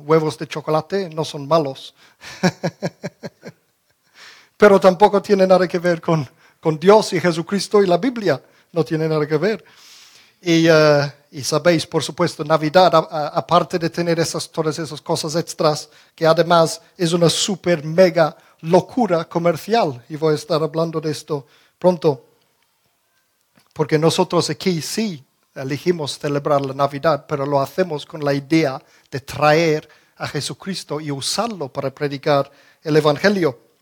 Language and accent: Spanish; England, United Kingdom; now in Spain; Yo recuerdo de pequeño en Inglaterra celebrábamos el Harvest Festival